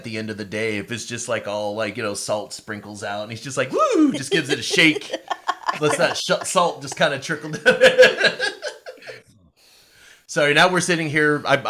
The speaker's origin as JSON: {"language": "English", "town": "Pawnee", "region": "Oklahoma", "country": "United States", "said": "I'm from Pawnee, Oklahoma"}